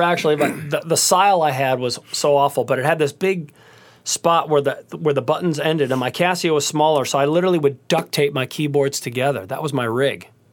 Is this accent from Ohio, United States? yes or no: yes; Cleveland, Ohio, United States; I grew up in Cleveland, Ohio